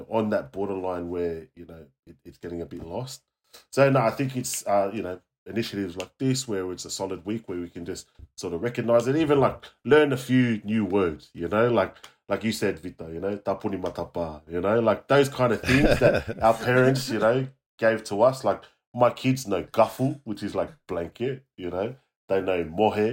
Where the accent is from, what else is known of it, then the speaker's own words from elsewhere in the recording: Australia; I'm Aussie